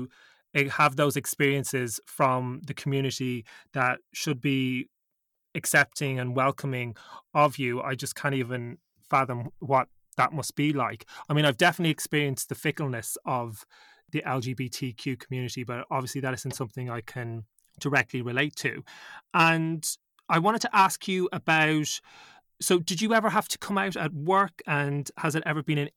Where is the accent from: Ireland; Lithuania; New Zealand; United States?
Ireland; as an Irish man myself